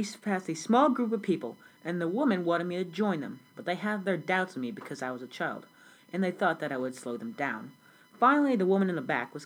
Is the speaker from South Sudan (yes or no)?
yes; South Sudan; I was born in South Sudan, but back then it was just called Sudan before the country broke up. So I was born in South Sudan in the village of Laun Arike.